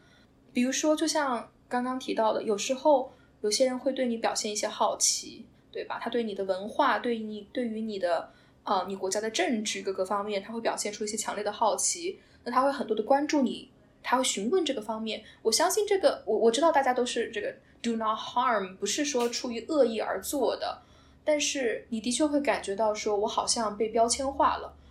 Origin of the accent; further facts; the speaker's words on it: China; now in North America; 我们中国在中国大家很喜欢说老外，